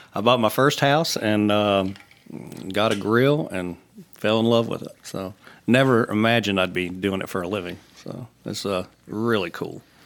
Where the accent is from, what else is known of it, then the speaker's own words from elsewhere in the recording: Roanoke, Virginia, United States; moved away; I'm from Southwest Virginia, Roanoke